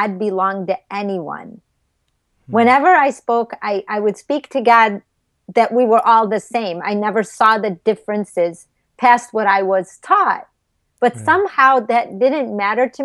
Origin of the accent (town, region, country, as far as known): suburb of Chicago, Illinois, United States; born or raised there; moved away as an adult; also born or lived in California